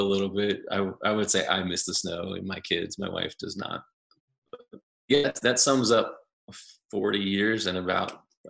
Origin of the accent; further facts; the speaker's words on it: Ohio, United States; moved away; I'm actually from Ohio, and grew up in a pastor's home and had a brother.